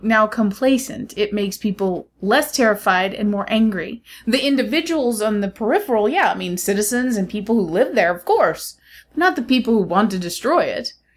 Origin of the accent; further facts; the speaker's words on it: United States; being an American